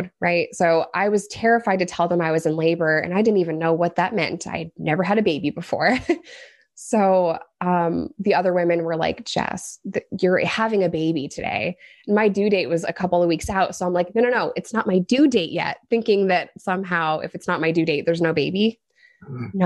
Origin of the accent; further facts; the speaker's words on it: New York, United States; moved away; also born or lived in Arkansas; I'm a New Yorker.